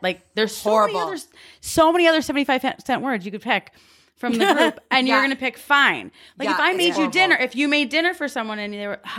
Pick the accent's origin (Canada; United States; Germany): Canada; Oh, I'm Canadian. That's my excuse.